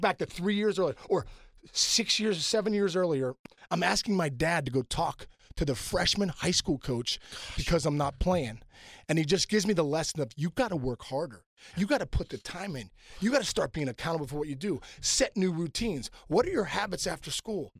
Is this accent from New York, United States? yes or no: no; Pittsburgh, Pennsylvania, United States; also born or lived in New Jersey; growing up in Pittsburgh